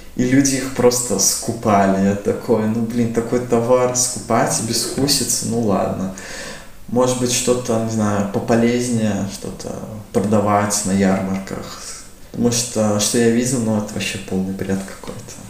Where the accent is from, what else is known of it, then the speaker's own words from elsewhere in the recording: Riga, Latvia; мне 20 лет, я родом из Риги.